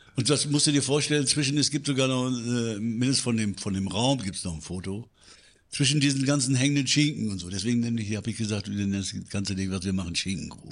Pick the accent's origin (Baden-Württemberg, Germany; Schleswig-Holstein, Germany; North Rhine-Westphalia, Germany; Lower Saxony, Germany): North Rhine-Westphalia, Germany; Münster; ich komme aus Münster